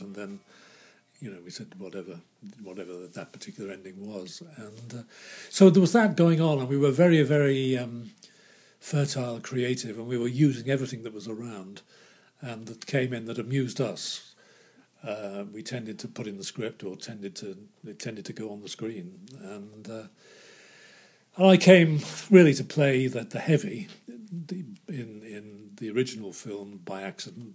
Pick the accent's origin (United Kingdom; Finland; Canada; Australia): United Kingdom; Liverpool, North West England; moved away; Liverpool, which was my hometown